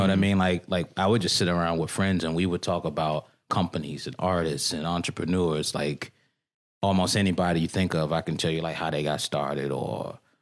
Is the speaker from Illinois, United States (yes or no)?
no; Washington, District of Columbia, United States; moved away as an adult; also born or lived in Bangkok, Thailand; I'm born and raised here. I grew up in Petworth. Spent my entire life here.